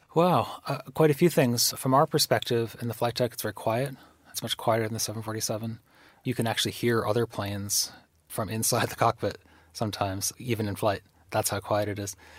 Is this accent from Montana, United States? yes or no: no; Pittsfield, Massachusetts, United States; moved away; growing up in Pittsfield